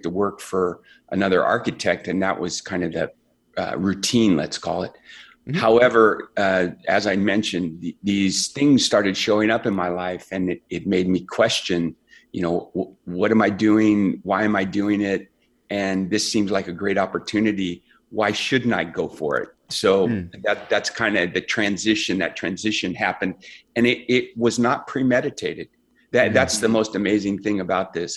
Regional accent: Central California, United States; I grew up in a second generation immigrant family in a little farming community in Central California

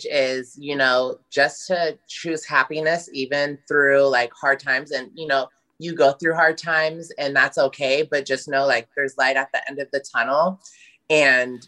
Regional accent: Portland, Oregon, United States; I'm from Northeast Portland

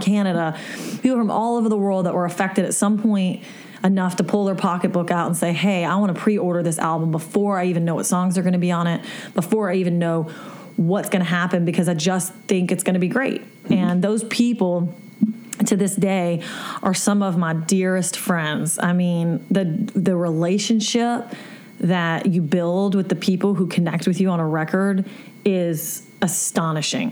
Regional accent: South Louisiana, United States; I'm from South Louisiana

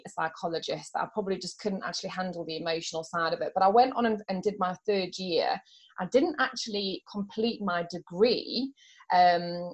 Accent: South Africa; also born or lived in Yorkshire; I was born in Yorkshire, but I grew up in South Africa.

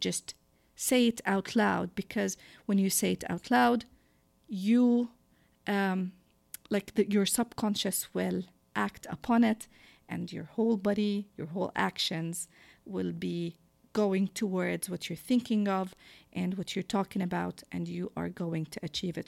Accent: Jordan; born or raised there; English is a second language; moved away as an adult

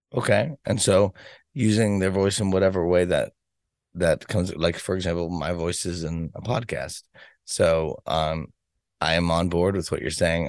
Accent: Boston, Massachusetts, United States; I'm from Boston, Massachusetts

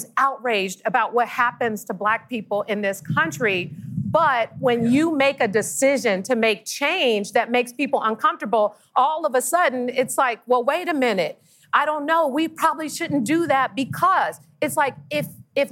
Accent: San Francisco, California, United States; I was born and raised in San Francisco

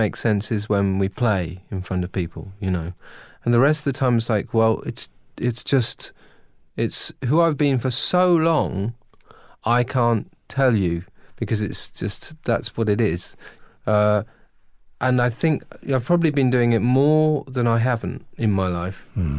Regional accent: United Kingdom; I'm British

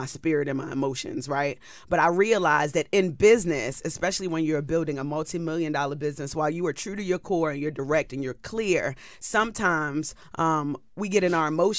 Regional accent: Baltimore, Maryland, United States; now in Atlanta, United States; I'm from Baltimore

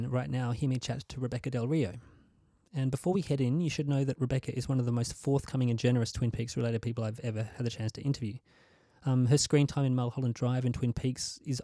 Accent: Hobart, Tasmania, Australia; my hometown of Hobart, Tasmania

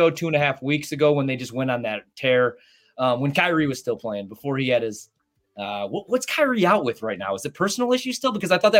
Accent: Illinois, United States; now in Wisconsin, United States; The sad thing is, I was living in Chicago. I'm from Illinois, so I didn't.

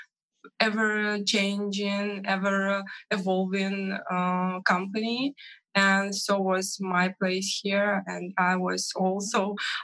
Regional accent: Minsk, Belarus; from Minsk, Belarus

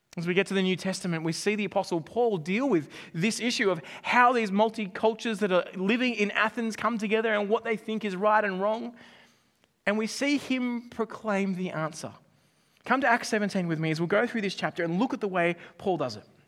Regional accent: Australia; I'm Australian

